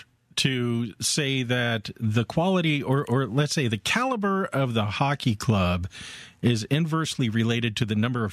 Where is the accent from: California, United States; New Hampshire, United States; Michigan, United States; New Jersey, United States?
California, United States; Southern; growing up in Southern California.